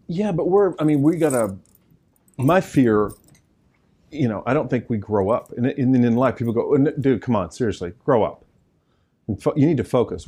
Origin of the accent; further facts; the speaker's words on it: the South, United States; I'm from the South